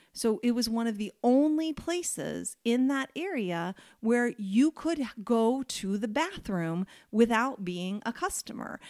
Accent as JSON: {"language": "English", "country": "United States", "said": "as an American"}